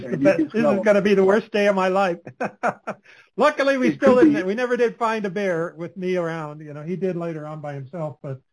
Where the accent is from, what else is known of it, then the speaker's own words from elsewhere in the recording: Anchorage, Alaska, United States; moved away; I grew up in Anchorage, Alaska for some of my youth.